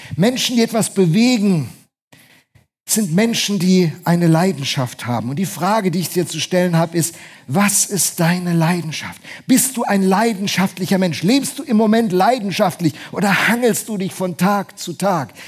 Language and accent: German; Bremen, Germany; moved away; Hat mich als Bremer enorm gefreut